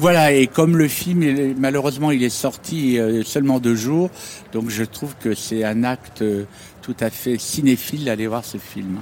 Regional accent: Houlgate, Normandy, France; j'ai passé mon enfance à Oulgat

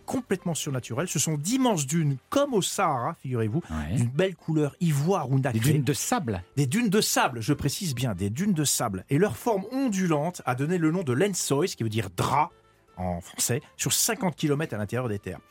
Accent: France; en tant que Français

